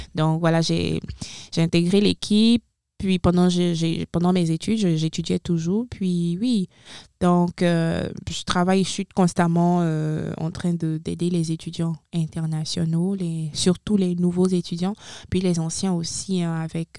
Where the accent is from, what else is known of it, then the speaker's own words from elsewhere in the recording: Benin; moved away as an adult; now in Moncton, Canada; Je suis originaire du Bénin 100%